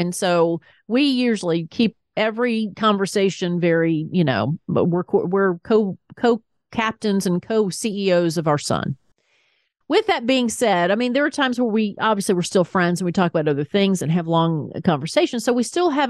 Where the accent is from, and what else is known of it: the South, United States; accent: Southern; now in Atlanta, United States